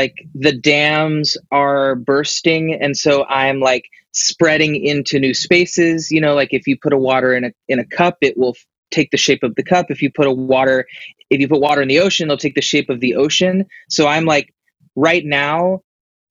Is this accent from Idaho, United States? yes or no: no; Nashville, Tennessee, United States; I grew up in Nashville, Tennessee